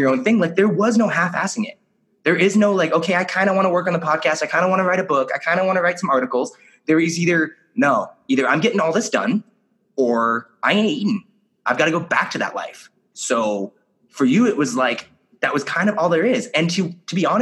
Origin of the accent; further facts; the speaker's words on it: Kelso, Washington, United States; I grew up in Kelso, Washington